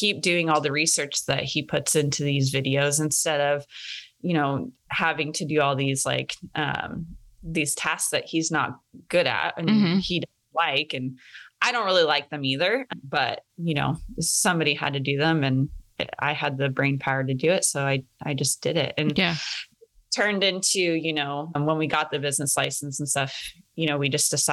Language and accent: English; North Idaho, United States; I am from North Idaho and I grew up around guns